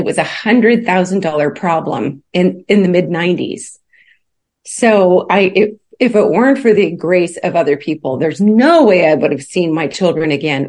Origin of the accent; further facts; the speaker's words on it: Alaska, United States; also born or lived in Kentucky; now in Chattanooga, United States; my mom took a few of her kids and left the rest and headed off for Alaska. And so I had my name changed and grew up in Alaska